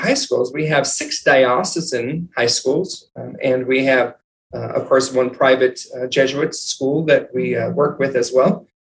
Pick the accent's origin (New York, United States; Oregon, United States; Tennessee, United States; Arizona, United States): Arizona, United States; White Mountains; also born or lived in Phoenix, Arizona; I grew up in the White Mountains here in Arizona, a little small town, and then traveled to the Valley for college. So I attended Arizona State University. I've been here ever since.